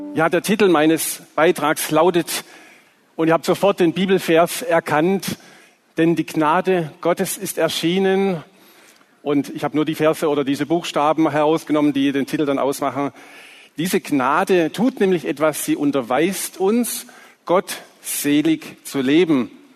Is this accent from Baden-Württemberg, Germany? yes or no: yes; Swabia, Baden-Württemberg, Germany; accent: Swabian